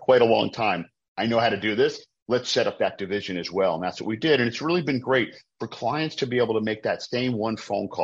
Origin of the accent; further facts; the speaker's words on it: Providence, Rhode Island, United States; now in Baltimore, United States; I'm originally from Providence, Rhode Island, up in the Northeast in New England